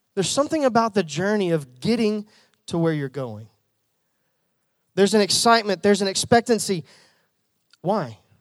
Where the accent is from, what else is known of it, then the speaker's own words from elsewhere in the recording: Jacksonville, Arkansas, United States; also born or lived in North Little Rock; I'm, I'm from Central Arkansas. I grew up in the Jacksonville, North Little Rock area